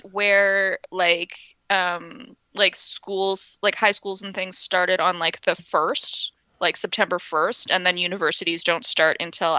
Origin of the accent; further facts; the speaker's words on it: Winnipeg, Manitoba, Canada; I grew up in Winnipeg, right?